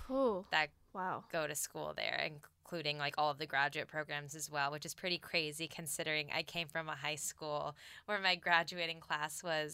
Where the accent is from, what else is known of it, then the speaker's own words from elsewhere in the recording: San Antonio, Texas, United States; moved away as an adult; I'm originally from Texas. I'm from San Antonio, which is a big city, but it very much feels like a small town.